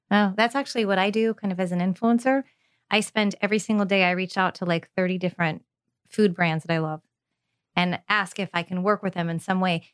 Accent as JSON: {"language": "English", "region": "California", "country": "United States", "tie": "born or raised there", "moved": "yes", "lives_now": "Tampa, United States", "said": "grew up in California, so I was very spoiled"}